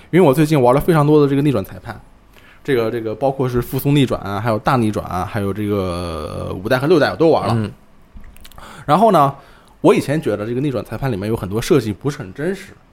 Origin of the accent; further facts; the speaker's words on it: Ma'anshan, Anhui, China; 我家乡马鞍山市